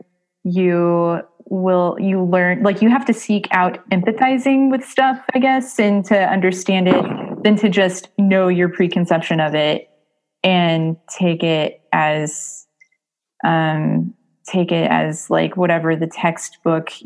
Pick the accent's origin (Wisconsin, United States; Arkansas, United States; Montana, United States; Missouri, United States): Missouri, United States; Springfield; I'm not from St. Louis. I'm from Springfield, Missouri